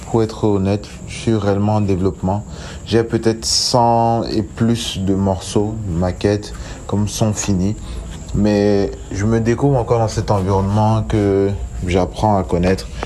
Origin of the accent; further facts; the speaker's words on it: Douala, Littoral, Cameroon; euh, je suis chanteur, j'ai 28 ans, je viens de Bonabéry dans la ville de Douala au Cameroun.